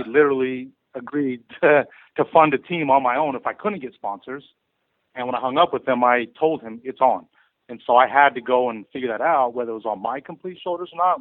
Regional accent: Arizona, United States; moved away as an adult; now in California, United States; I'm from Arizona originally

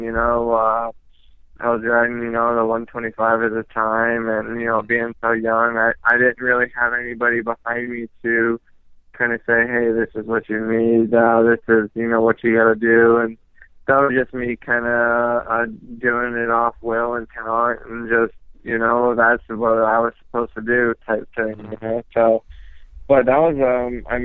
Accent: Phoenix, Arizona, United States; also born or lived in Pennsylvania; I knew it was my hometown

